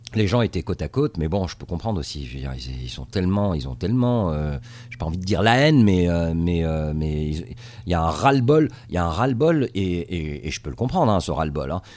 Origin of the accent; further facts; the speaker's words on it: Tunisia; moved away as an adult; also born or lived in France; now in Los Angeles, United States; je suis né en Tunisie euh, et, j'ai grandi en Tunisie